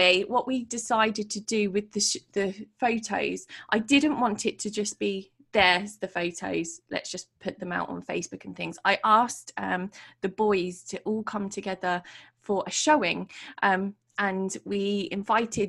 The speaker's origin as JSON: {"language": "English", "town": "Portsmouth", "region": "South East England", "country": "United Kingdom", "tie": "born or raised there", "said": "my city, which is my hometown in Portsmouth"}